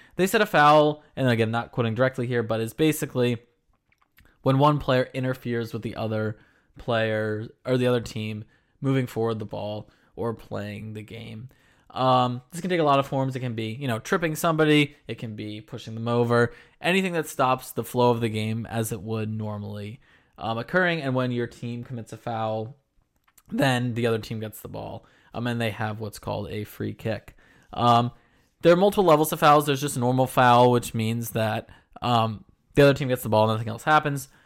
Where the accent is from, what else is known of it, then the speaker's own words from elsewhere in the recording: Philadelphia, Pennsylvania, United States; I'm from Philadelphia